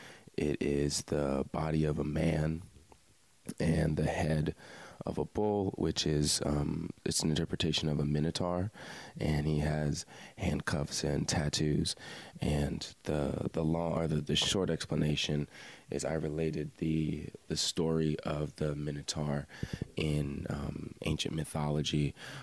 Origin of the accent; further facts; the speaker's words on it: Lanham, Maryland, United States; moved away as an adult; also born or lived in Frostburg, Maryland / Annapolis, Maryland; now in Baltimore, United States; I am originally from Prince George's County, Maryland. If anyone is familiar with the Bowie area, Lanham, that's where I grew up. So the DMV area right outside D.C.